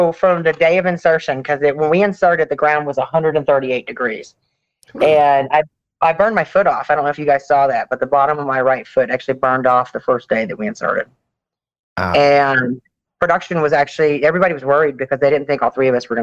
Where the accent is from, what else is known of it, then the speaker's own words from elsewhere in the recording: the South, United States; We're from the South